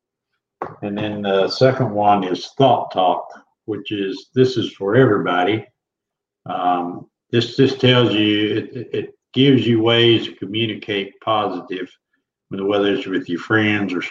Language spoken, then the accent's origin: English; Oklahoma, United States; I'm from Oklahoma. I was born and raised.